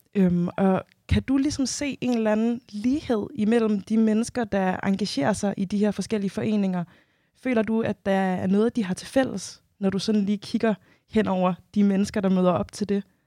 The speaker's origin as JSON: {"language": "Danish", "country": "Denmark", "tie": "born or raised there", "said": "jeg selv født og opvokset i Danmark"}